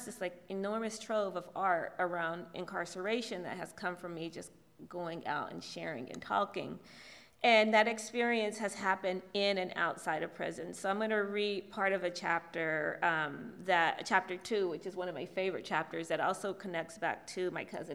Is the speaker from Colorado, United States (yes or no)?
no; Southwest Ohio, United States; incarceration has reshaped my family in my hometown in Southwest Ohio